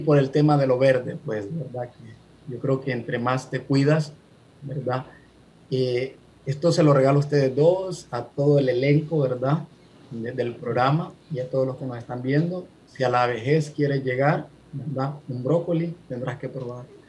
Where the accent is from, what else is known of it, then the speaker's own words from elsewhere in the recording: Honduras; moved away as an adult; now in California, United States; hondureño, ¿verdad? radicando en Estados Unidos, en este caso en California, hace tres años y mis padres eh, son hondureños